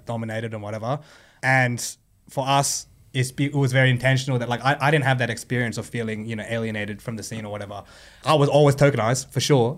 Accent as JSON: {"language": "English", "town": "Sydney", "region": "New South Wales", "country": "Australia", "tie": "born or raised there", "said": "we grew up in Sydney"}